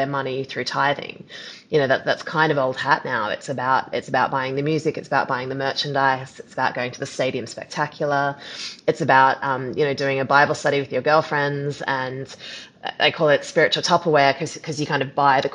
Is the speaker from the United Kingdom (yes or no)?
no; Australia; I'm Australian